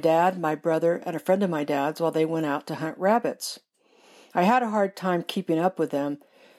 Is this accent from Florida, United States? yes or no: no; California, United States; this is a story about the time, as a little girl, I got lost in the Mojave Desert. I grew up in Southern California, and my family spent a lot of time camping in the Mojave.